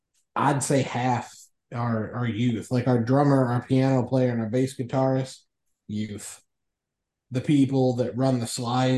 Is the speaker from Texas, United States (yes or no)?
no; Ohio County, Kentucky, United States; I grew up in Ohio County, Kentucky.